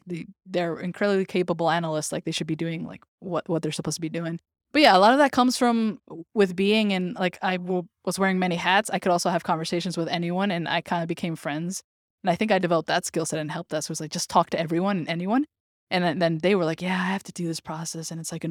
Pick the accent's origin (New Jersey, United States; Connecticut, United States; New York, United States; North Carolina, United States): New York, United States; It's as a New Yorker, I live here in New York, and I know how annoying it is to be at Times Square